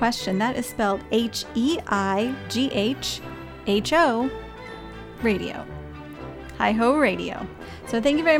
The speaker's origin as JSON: {"language": "English", "region": "Midwest", "country": "United States", "said": "I am from the Midwest"}